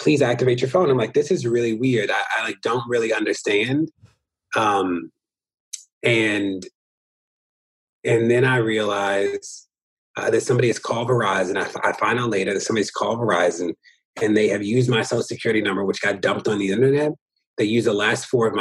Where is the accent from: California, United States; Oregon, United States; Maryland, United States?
Maryland, United States; Baltimore; also born or lived in Minneapolis / New York; I'm from Baltimore and still am a resident of Baltimore